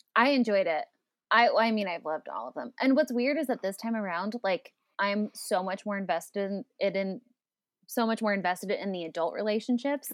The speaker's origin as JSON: {"language": "English", "town": "Phoenix", "region": "Arizona", "country": "United States", "tie": "born or raised there", "moved": "yes", "lives_now": "Los Angeles, United States", "said": "I live in L A, but I grew up in Phoenix"}